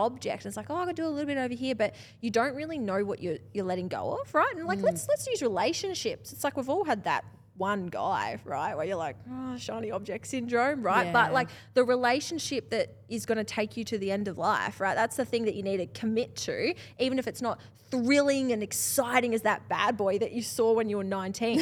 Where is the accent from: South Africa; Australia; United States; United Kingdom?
Australia; I'm Australian enough